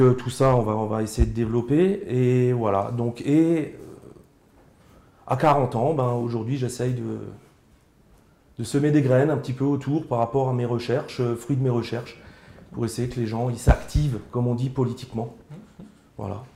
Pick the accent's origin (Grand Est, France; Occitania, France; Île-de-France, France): Grand Est, France; Alsace; accent: Alsatian; je suis alsacien, euh, dialectophone, donc ça veut dire que je parle alsacien. Avec mes grands-parents, je parlais alsacien.